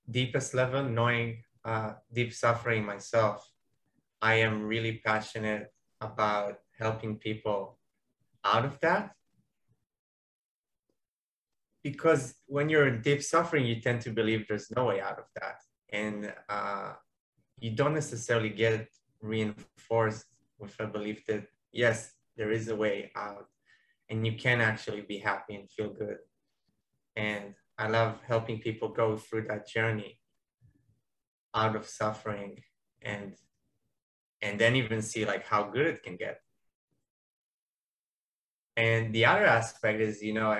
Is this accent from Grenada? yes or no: no; Tel Aviv, Tel Aviv District, Israel; I'm from Tel Aviv, Israel